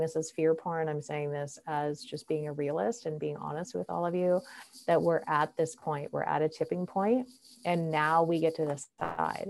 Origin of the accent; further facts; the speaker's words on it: Canada; As a Canadian citizen and a Canadian passport holder